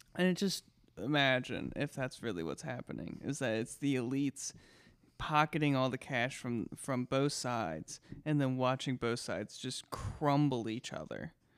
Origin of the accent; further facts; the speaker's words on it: United States; We, as the American taxpayers